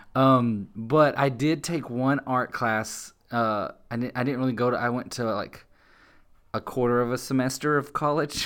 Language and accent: English; Globe, Texas, United States; I grew up in Globe, which is on just the other side of Sumner